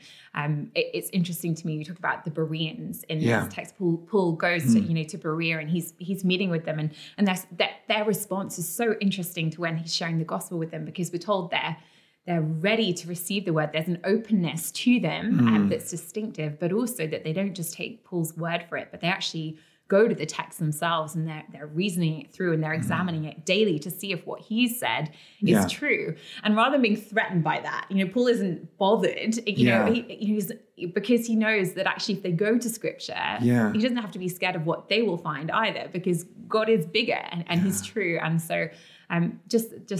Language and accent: English; London, United Kingdom; also born or lived in Oxford; I grew up in London